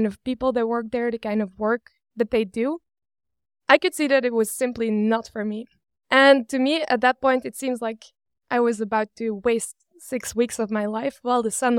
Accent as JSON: {"language": "English", "country": "Belgium", "tie": "born or raised there", "said": "I've been born and raised in Belgium. I studied to be a computer science engineer in Leuven, close to Brussels."}